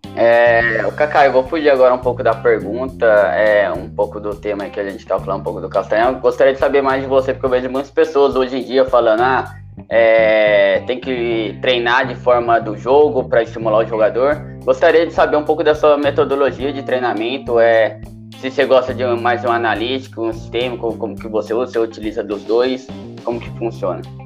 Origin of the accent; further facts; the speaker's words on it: Southeast, Brazil; também sou do Sudeste